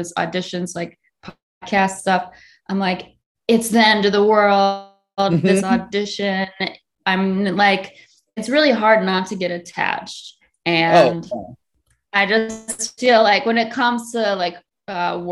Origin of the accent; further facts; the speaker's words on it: suburb of Chicago, Illinois, United States; moved away; also born or lived in Virginia; I was born in Chicago and I grew up in like this little suburb of Chicago